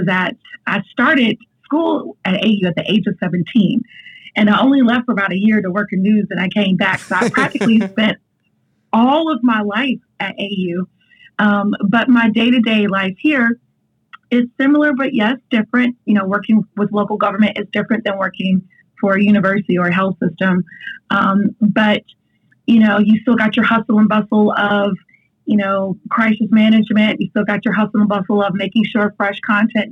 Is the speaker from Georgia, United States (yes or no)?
yes; Augusta, Georgia, United States; Augusta's my hometown